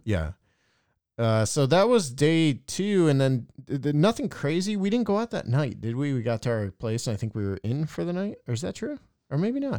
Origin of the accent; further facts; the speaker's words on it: East Coast, United States; I'm from the East Coast too